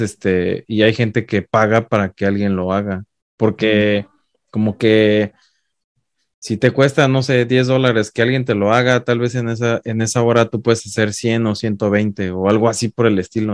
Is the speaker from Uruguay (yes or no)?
no; Mexico; now in United States; yo siendo mexicano